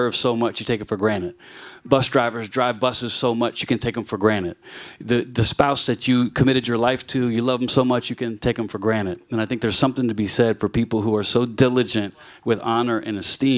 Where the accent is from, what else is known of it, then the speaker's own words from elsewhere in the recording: Virginia, United States; now in New York City, United States; I'm from Virginia